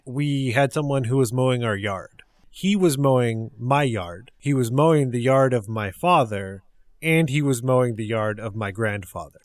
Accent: Central California, United States; also born or lived in Texas; growing up, I was in Central California, and that is still where I live

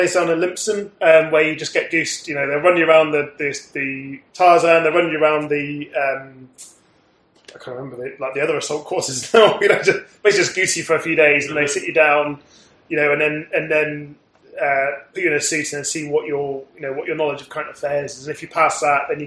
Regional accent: Somerset, South West England, United Kingdom; moved away; the town where I grew up in Somerset

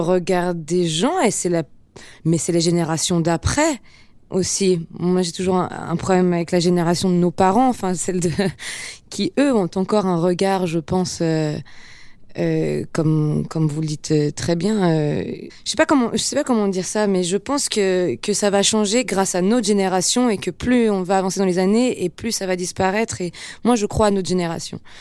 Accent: Geneva, Switzerland; moved away as an adult; now in Paris, France; à Genève, dans ma classe, euh, on parle tous plein de langues

